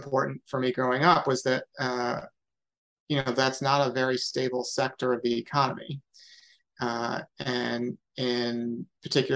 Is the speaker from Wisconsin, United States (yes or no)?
no; Syracuse, New York, United States; also born or lived in DeWitt, New York; now in Massachusetts, United States; So I am from Syracuse, New York. I actually, my family lived in the city of Syracuse for the first 5 or 6 years of my life. And then we moved to a suburb called DeWitt